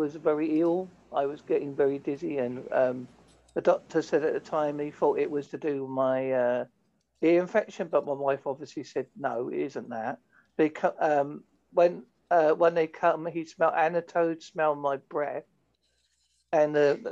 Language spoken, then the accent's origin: English; Essex, East of England, United Kingdom; moved away; I come from Essex originally